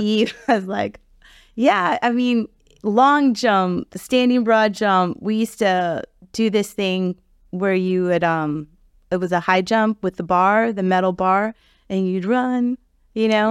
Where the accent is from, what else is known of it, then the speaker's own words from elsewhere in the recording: Key Biscayne, Florida, United States; growing up on the Key